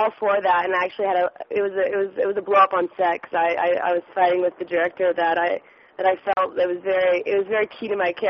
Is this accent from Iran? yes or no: no; Germany; I grew up in Germany pretty much for like, you know, 6 years, I guess, 5-6 years